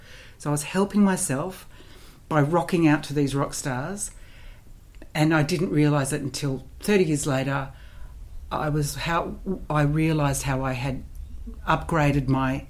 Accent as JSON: {"language": "English", "town": "Canberra", "region": "Australian Capital Territory", "country": "Australia", "tie": "born or raised there", "moved": "as an adult", "said": "So I left Canberra when I was 19, and I left because I wanted to go to drama school"}